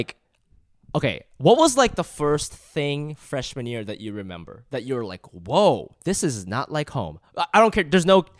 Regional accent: Ohio, United States; I'm from Ohio.

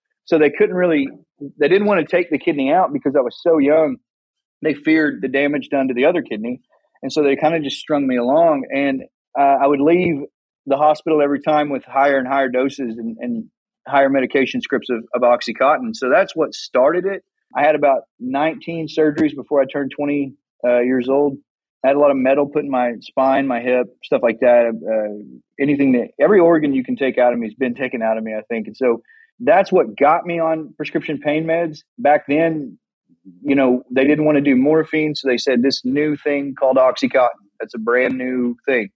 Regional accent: Salina, Oklahoma, United States; I was born and raised in Salina, Oklahoma

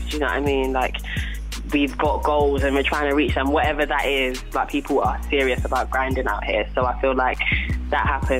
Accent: London, United Kingdom; I'm from South as well.

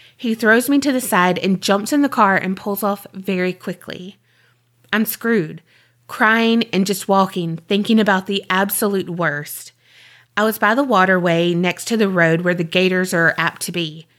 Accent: Indiana, United States; now in Florida, United States; The man I was married to changed when he moved me from my home state of Indiana to Florida.

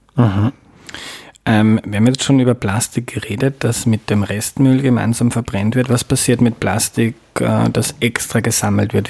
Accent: Mostviertel, Lower Austria, Austria; now in Vienna, Austria; ich bin aufgewachsen in Niederösterreich, im Mostviertel

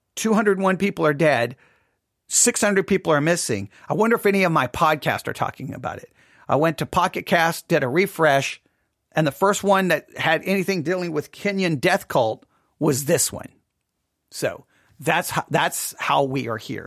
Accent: Texas, United States; moved away; also born or lived in Nebraska; I was born and raised in Texas

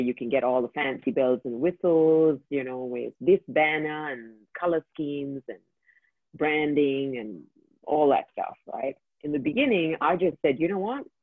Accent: India; first language English; moved away as an adult; I grew up in India. Mm and uh, I grew up there for the for 23 years of my life

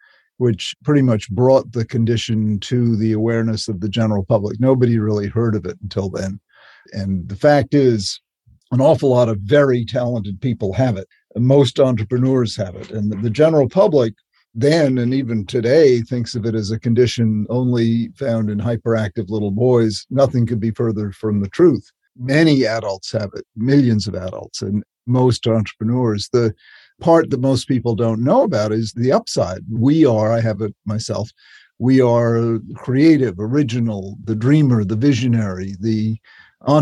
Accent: Chatham, Massachusetts, United States; I grew up on Cape Cod in a little town called Chatham

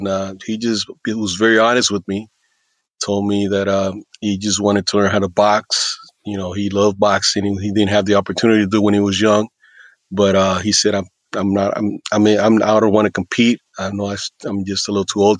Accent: East Coast, United States; also born or lived in Puerto Rico / Texas / Houston; I was born in Puerto Rico, mostly raised in the United States. I lived in the East Coast for a while. Moved to Texas

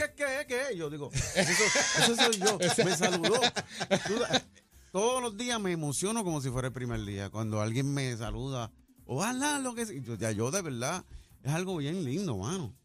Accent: Corozal, Puerto Rico; voy para mi pueblo Corozal

